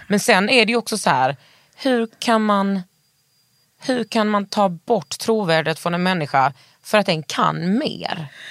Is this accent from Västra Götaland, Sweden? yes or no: yes; Västergötland, Västra Götaland, Sweden; jag är eh, bördig från Västergötland